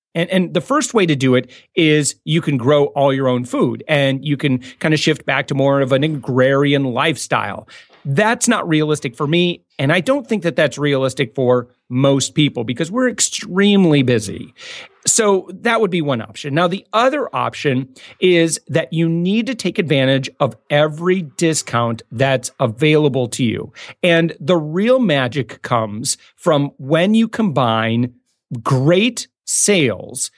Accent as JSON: {"language": "English", "region": "West Michigan", "country": "United States", "moved": "as an adult", "said": "I'm from West Michigan"}